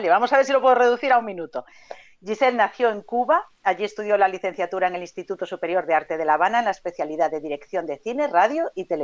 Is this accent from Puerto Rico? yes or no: no; Galicia, Spain; Galicia, a mi tierra